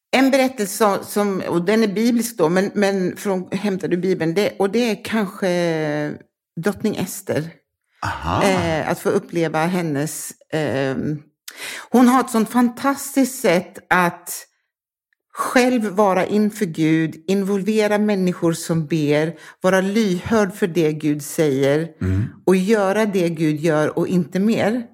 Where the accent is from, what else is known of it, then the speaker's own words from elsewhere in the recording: London, United Kingdom; also born or lived in Harrow; now in Malmö, Sweden; Jag är född i London, nordvästra